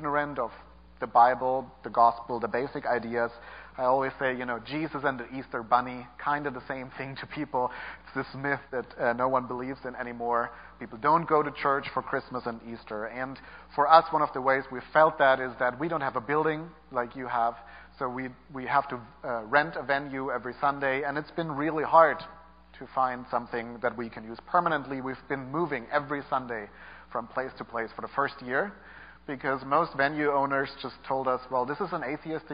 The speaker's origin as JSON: {"language": "English", "country": "Germany", "said": "I'm from Germany."}